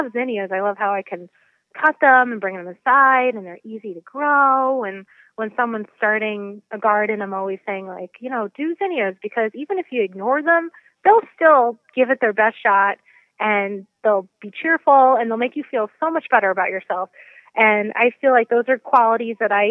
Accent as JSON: {"language": "English", "town": "New York City", "region": "New York", "country": "United States", "tie": "born or raised there", "also_born_or_lived": "Poughkeepsie, New York", "moved": "as an adult", "lives_now": "Portland, Connecticut, United States", "said": "I'm originally a city girl. So I grew up in Queens, New York."}